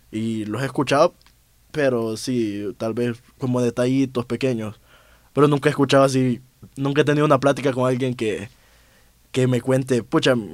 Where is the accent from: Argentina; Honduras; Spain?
Honduras; now in Mexico; pues estoy en México, pues yo soy de Honduras y hice una inversión en un viaje, volver aquí va a estar complicado